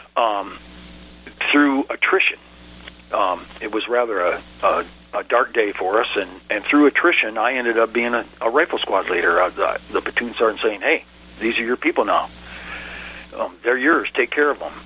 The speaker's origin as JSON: {"language": "English", "town": "Ann Arbor", "region": "Michigan", "country": "United States", "tie": "born or raised there", "moved": "as an adult", "said": "I was born and raised in Ann Arbor, Michigan"}